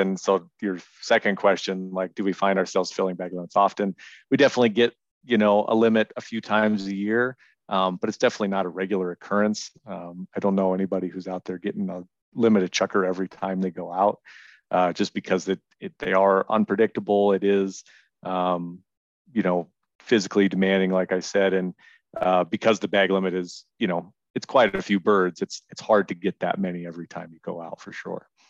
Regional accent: Reno, Nevada, United States; I've lived in Nevada my whole life. I'm from Reno.

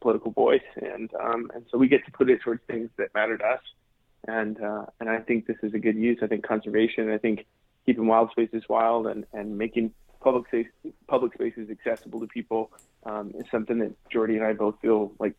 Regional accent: United States; one of the unique things about being American is that we're actually all public landowners.

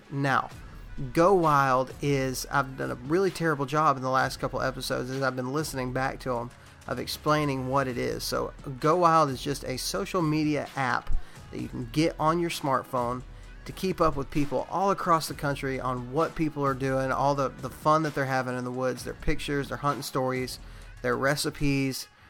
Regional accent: Texas, United States; moved away; also born or lived in Alabama; I'm from Texas

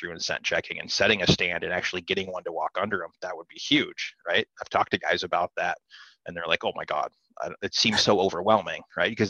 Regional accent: Midwest, United States; For me, I grew up here in the Midwest hunting tree stands and watching deer walk under me

